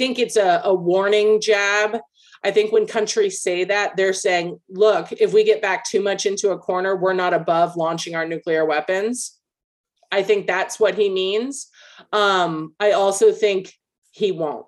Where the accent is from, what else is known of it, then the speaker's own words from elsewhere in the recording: United States; as an American